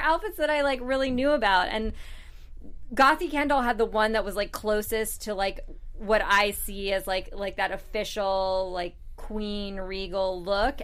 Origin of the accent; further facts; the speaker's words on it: United States; I'm an American